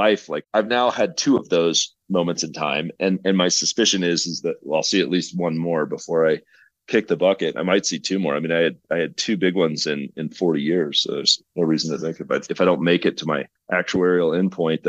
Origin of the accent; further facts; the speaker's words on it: Oklahoma, United States; now in Colorado, United States; Growing up in Oklahoma through the energy cycles